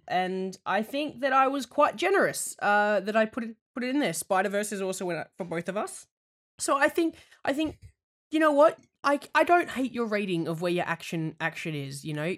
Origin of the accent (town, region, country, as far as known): Australia; moved away